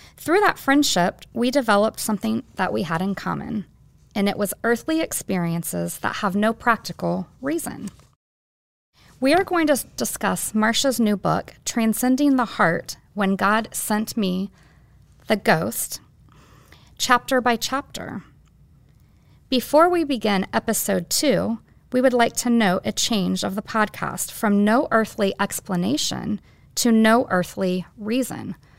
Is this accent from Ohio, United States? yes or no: yes; Bellbrook, Ohio, United States; growing up on Lower Bellbrook